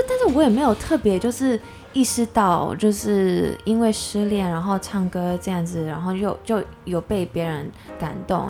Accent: United States; now in Taiwan; 小时候在美国出生长大

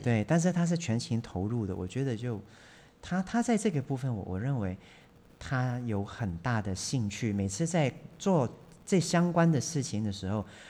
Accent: Hong Kong; moved away; 我从小就在香港长大的，嗯。我是在那种钢筋水泥森林里面都市，长大的

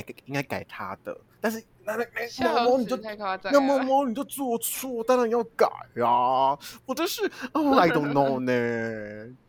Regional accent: Kaohsiung, Taiwan; 所以我就没有回去高雄了。大家知道我是高雄人，我转回高雄。

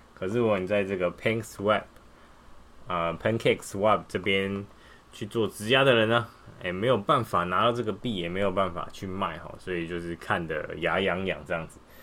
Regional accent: Taiwan; 传到我们台湾人手上

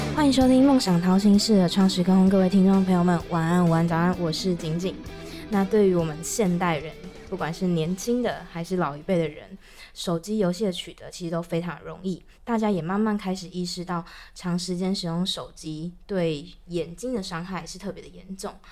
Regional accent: Taichung, Taiwan; moved away as an adult; now in Taipei, Taiwan; 我不是台北人，然后嗯。我是从台中，我是台中人，然后来台北工作之后

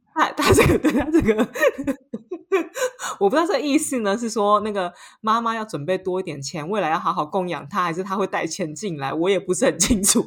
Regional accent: Taiwan; moved away as an adult; now in Paris, France; 我是台湾人

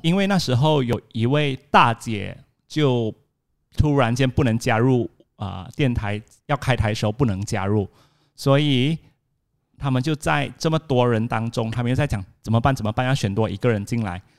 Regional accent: Alor Setar, Kedah, Malaysia; 我们都是来自阿拉斯加的一个名校，叫吉华

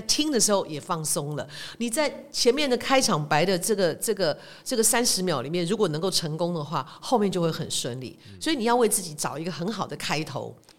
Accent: Taiwan; 我们台湾人做事比较讲感情嘛

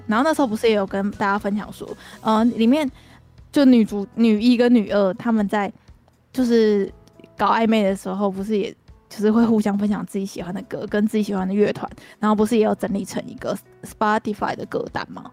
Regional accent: Kaohsiung, Taiwan; now in Taoyuan, Taiwan; 我们高雄人就是适合活在阳光下面

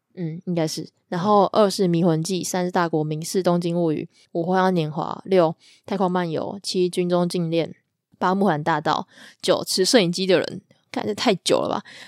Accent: Taiwan; 就是我觉得很吊诡的一点是我们是台湾人

